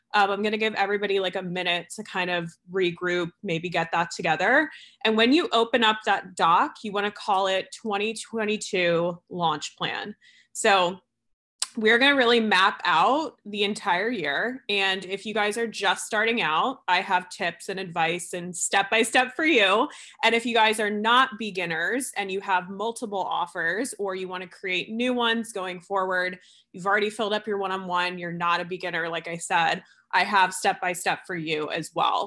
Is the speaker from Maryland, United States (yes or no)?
no; New Jersey, United States; moved away; also born or lived in New York; I'm originally from Jersey. This is where I'm visiting right now. Um, and I grew up on the East Coast